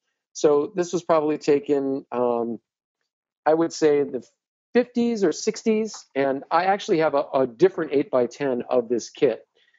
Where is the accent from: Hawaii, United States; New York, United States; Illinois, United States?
Hawaii, United States; Honolulu; I grew up in Honolulu, Hawaii.